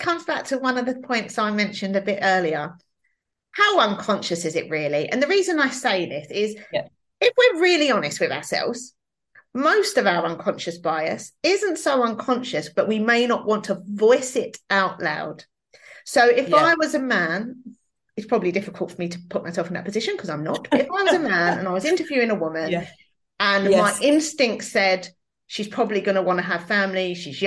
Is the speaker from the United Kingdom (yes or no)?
yes; London, United Kingdom; accent: East London; my East London accent